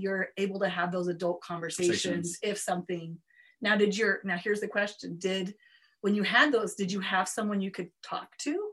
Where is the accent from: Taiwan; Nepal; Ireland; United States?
United States; Provo, Utah; I grew up in Provo, which is a community of sameness, Provo, Utah, and truck stops